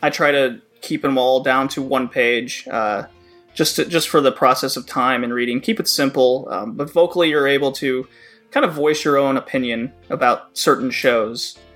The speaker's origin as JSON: {"language": "English", "region": "Texas", "country": "United States", "tie": "born or raised there", "also_born_or_lived": "Louisiana", "moved": "as an adult", "lives_now": "Toronto, Canada", "said": "I grew up in Texas and then I worked in Louisiana for a while"}